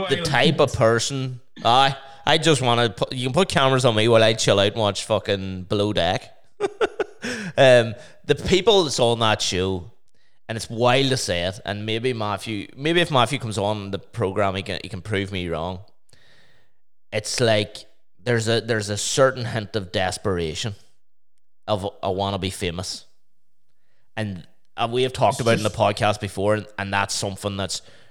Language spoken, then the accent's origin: English; Omagh, Northern Ireland, United Kingdom; I'm from Oma.